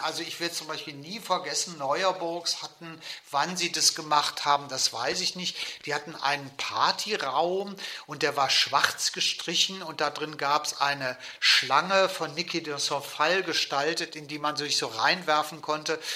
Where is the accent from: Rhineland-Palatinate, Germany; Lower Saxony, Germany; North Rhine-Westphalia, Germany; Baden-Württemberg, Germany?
North Rhine-Westphalia, Germany; Cologne; bin in Köln geboren und in der Marienburg groß geworden